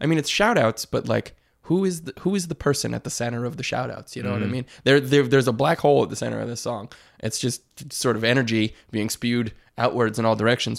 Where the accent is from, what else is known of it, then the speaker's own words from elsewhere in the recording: Detroit, Michigan, United States; Right. I'm from Detroit. It's the Midwest, but also a city.